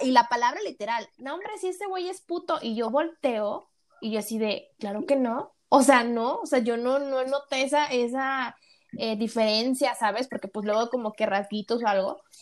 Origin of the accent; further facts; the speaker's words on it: Tampico, Tamaulipas, Mexico; now in Mexico City, Mexico; yo soy de Tampico, Tamaulipas